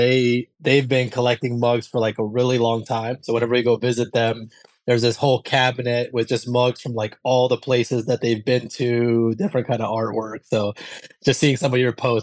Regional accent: Colombia; moved away; I'm actually originally from Colombia, so I grew up drinking coffee since I was like a little kid

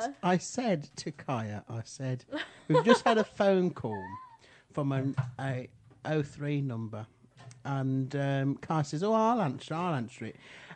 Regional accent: Kenilworth, West Midlands, United Kingdom; I grew up in Kenilworth

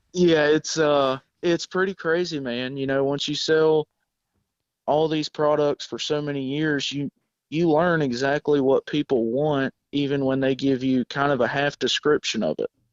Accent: South Georgia, United States; moved away as an adult; I actually am from South Georgia. Uh, moved up here seven years ago

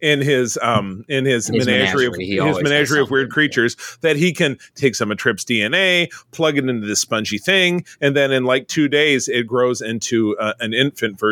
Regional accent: Detroit, Michigan, United States; now in Grand Rapids, United States; I was living in Metro Detroit, which is my hometown. I live now in Grand Rapids as I grew up here as well.

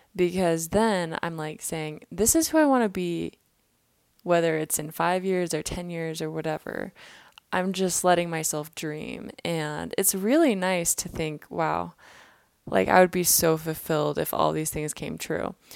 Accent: Kansas City, Missouri, United States; now in Utah, United States; I was in my hometown, Kansas City, for the holidays

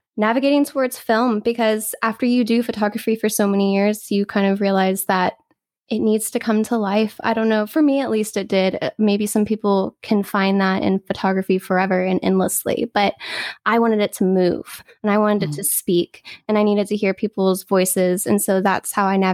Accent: Texas, United States; also born or lived in Louisiana; now in California, United States; I'm in sunny California, but I'm actually born in Louisiana and raised in Texas.

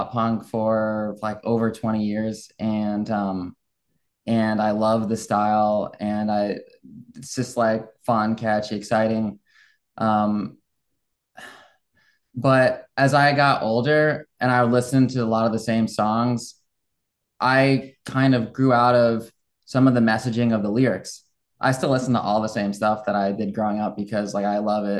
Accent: just north of New York City, United States; moved away as an adult; also born or lived in Clearwater, Florida / Naples, Florida / Midwest; now in Florida, United States; I grew up just north of New York City

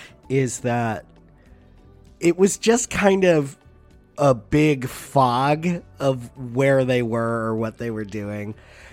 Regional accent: United States; I'm an American.

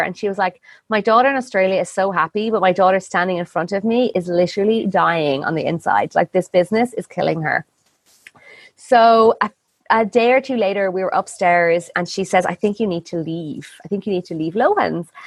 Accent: Ireland; moved away as an adult; also born or lived in India; I'm Irish

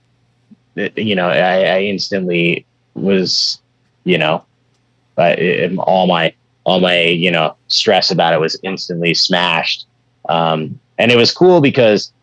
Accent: Bay Area, California, United States; growing up in the Bay Area and doing shows and networking and stuff

